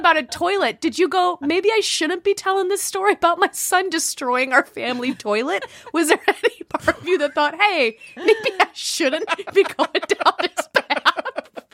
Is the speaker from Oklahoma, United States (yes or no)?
no; Chicago, Illinois, United States; I'm from the Midwest, but I'm from Chicago